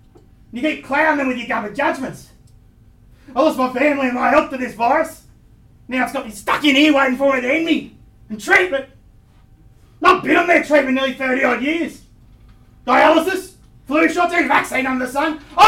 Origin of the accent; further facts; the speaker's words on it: New South Wales, Australia; born there; I was born on the Combo Mission up there by the Pilliga. I did a lot of fishing when I was a kid